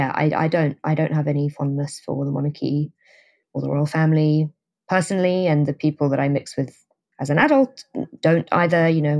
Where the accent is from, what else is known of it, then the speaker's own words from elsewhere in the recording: London, United Kingdom; But yeah, I grew up in London. So I was obviously, I guess, near to where the royals were a lot of the time.